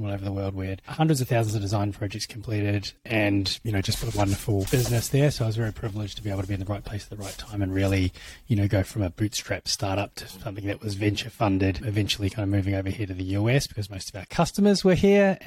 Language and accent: English; New Zealand; It is from New Zealand. And so I was born and bred there